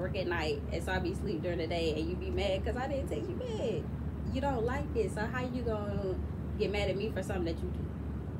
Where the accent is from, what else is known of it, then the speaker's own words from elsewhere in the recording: Georgia, United States; I'm from Georgia.